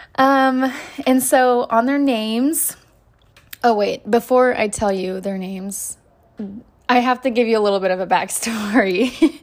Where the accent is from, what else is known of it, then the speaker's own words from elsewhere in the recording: Oklahoma, United States; moved away; I'm originally from Oklahoma, where I have a lot of family